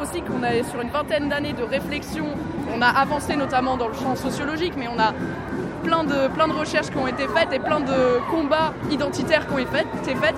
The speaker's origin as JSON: {"language": "French", "area": "Poitou", "region": "Nouvelle-Aquitaine", "country": "France", "moved": "yes", "said": "je suis originaire du Poitou. C'est ma terre là-bas aussi."}